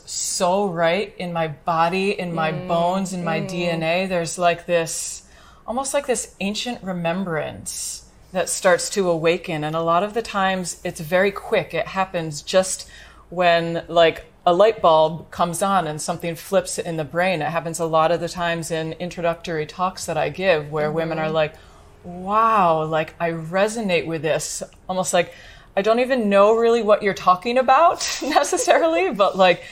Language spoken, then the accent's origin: English; United States; I'm from the United States